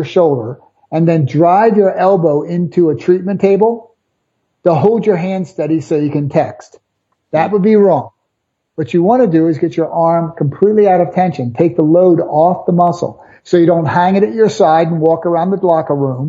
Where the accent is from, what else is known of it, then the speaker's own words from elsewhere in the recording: Philadelphia, Pennsylvania, United States; I'm from South Philly.